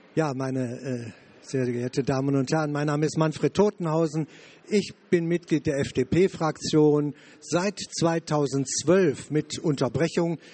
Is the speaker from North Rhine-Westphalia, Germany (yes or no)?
yes; Wuppertal, North Rhine-Westphalia, Germany; Ich komme aus NRW, aus Wuppertal